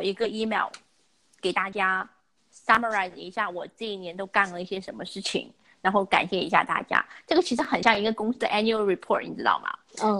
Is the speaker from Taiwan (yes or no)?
no; China; moved away; also born or lived in United States; 我们中国人